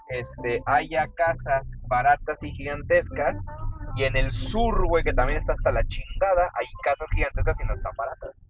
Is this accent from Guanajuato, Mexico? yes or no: yes; León, Guanajuato, Mexico; Porque somos de León.